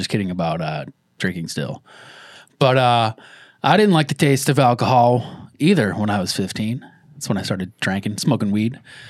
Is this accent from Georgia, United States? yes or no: no; Boston, Massachusetts, United States; I'm from the Boston area